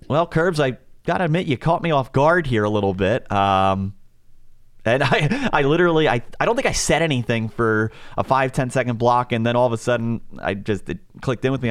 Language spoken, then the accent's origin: English; outside Philadelphia, Pennsylvania, United States; moved away; I grew up outside Philadelphia